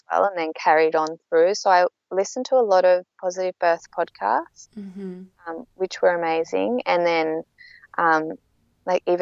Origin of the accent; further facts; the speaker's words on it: south coast of New South Wales, Australia; moved away as an adult; I'm actually from the south coast of New South Wales, but I've been living up on the Gold Coast for 12 years.